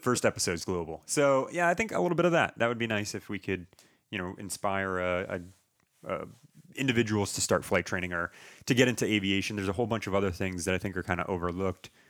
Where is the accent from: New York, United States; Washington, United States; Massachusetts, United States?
Massachusetts, United States; Townsend; moved away as an adult; also born or lived in Nashua, New Hampshire; now in Fort Worth, United States; I grew up in Townsend.